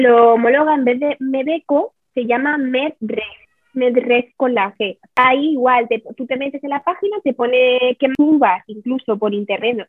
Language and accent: Spanish; Madrid, Community of Madrid, Spain; moved away as an adult; now in Ticino, Switzerland; soy de Madrid